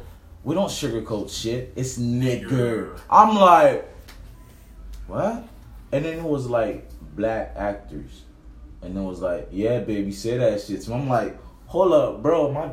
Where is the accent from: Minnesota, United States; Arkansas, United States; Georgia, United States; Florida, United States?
Florida, United States; Miami Beach; also born or lived in Haiti; Miami Beach.